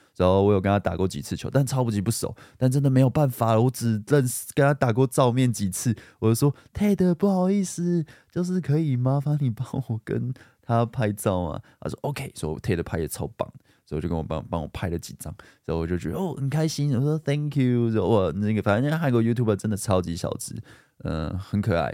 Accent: Guishan, Taoyuan, Taiwan; 我也是桃园人，我说，哦，桃园人吗？桃园龟山

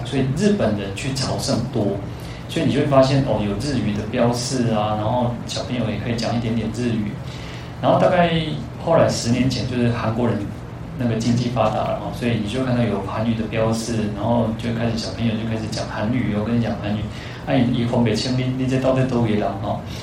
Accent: Taiwan; also born or lived in Kaohsiung; 我们那个台湾人，台湾人因为我们 讲，我们去是讲台语嘛

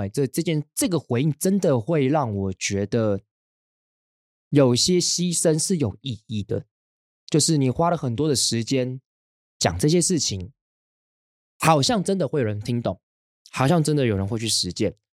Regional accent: Hsinchu, Taiwan; now in Taipei, Taiwan; 从我国小开始，我们，我搬到新竹之后

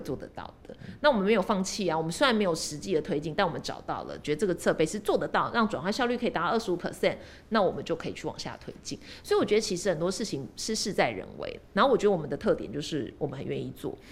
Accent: Taiwan; 我们是身为台湾人

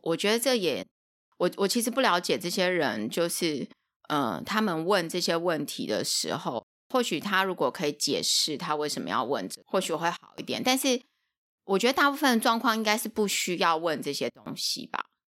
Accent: Taiwan; 我们是台湾来的

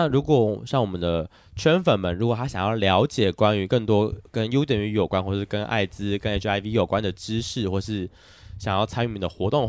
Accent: Taiwan; 身为台湾人，我应该谴责你吗？

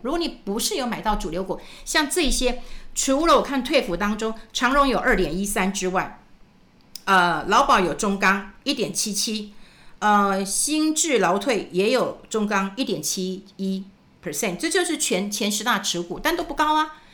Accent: Taiwan; 那是不是我们台湾人都很保守啊？

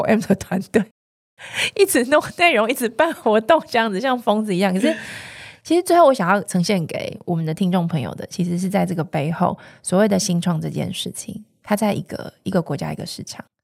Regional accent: Taiwan; 我们的生长的这个地方，我们的故乡

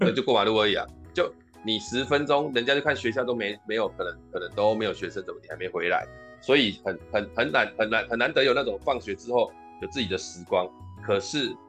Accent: Tainan, Taiwan; moved away; also born or lived in Tamsui / Taipei; 我回去台南

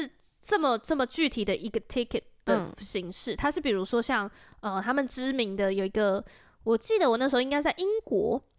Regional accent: Taiwan; 我从台湾来的。

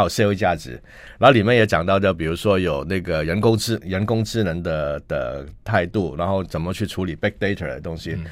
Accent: Hong Kong; moved away as an adult; now in Taiwan; 我们香港人

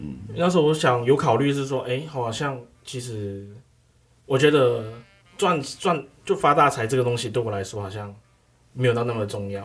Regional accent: Malaysia; moved away as an adult; now in Taiwan; 来自马来西亚

